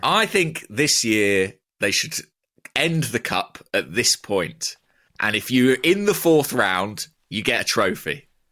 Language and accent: English; Borehamwood, East of England, United Kingdom; my hometown, Boreham Wood